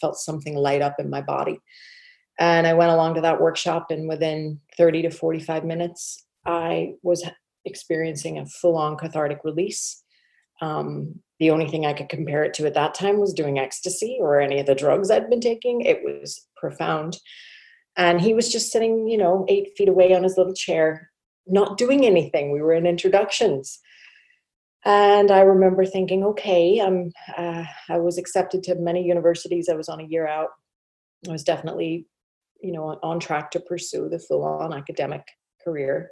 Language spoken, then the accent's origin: English; Northern Ireland, United Kingdom; moved away as an adult; now in Texas, United States; So I grew up in Northern Ireland, spent my first 21 years there